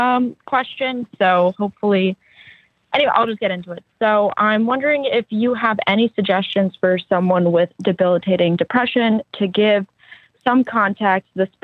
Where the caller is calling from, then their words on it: Tennessee, United States; I'm calling from Tennessee